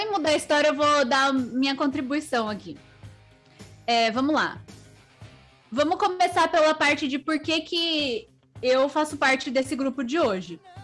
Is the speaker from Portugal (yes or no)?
no; Sorocaba, São Paulo, Brazil; eu sou de Sorocaba